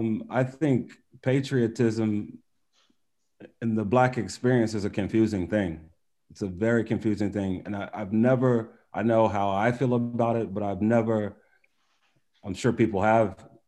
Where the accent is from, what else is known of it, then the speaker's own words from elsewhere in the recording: United States; I'm also American. I'm very proud of that also. Wherever I go, I also say that also that I'm American, I'm Nigerian American.